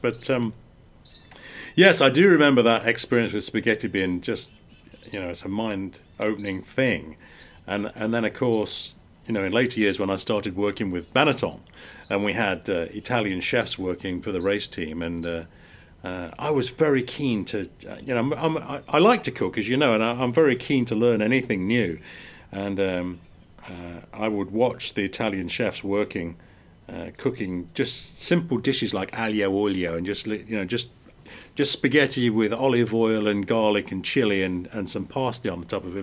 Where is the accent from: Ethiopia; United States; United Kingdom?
United Kingdom; England; when we were growing up in England, we were so isolated